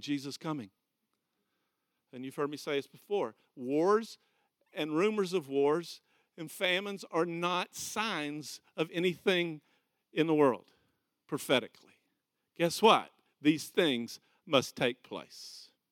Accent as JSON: {"language": "English", "town": "Okeechobee", "region": "Florida", "country": "United States", "said": "I'm from Okeechobee, Florida."}